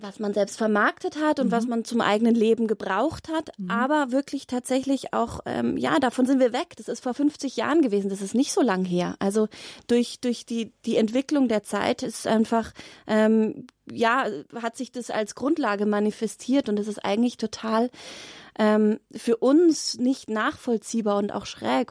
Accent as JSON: {"language": "German", "town": "Glonn", "region": "Bavaria", "country": "Germany", "tie": "born or raised there", "said": "Ich bin zwei Kilometer Luftlinie in auf Gut Sonnenhausen groß geworden"}